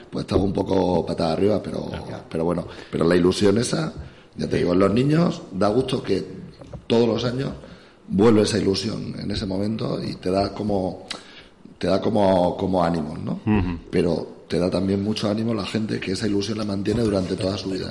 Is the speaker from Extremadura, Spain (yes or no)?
yes; Navalmoral de la Mata, Extremadura, Spain; moved away; estoy en mi pueblo